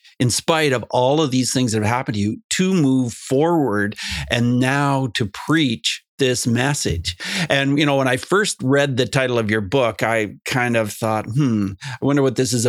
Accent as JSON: {"language": "English", "region": "Ontario", "country": "Canada", "said": "I'm from Ontario."}